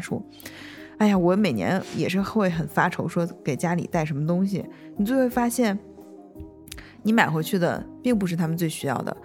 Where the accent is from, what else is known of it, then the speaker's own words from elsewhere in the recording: Northeast China, China; moved away; 我作为一个东北人